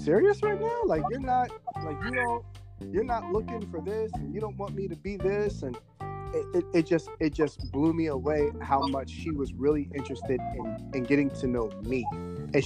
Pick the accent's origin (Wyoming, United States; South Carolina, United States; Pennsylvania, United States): Pennsylvania, United States; Philadelphia; Northeast. Yeah, I went to Frankfort.